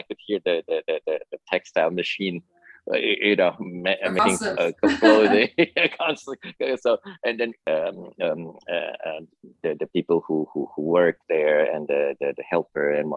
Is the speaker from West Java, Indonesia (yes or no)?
yes; Bandung, West Java, Indonesia; now in New York, United States; I grew up in a city of called Bandung, named Bandung. It's about 100 miles south of Jakarta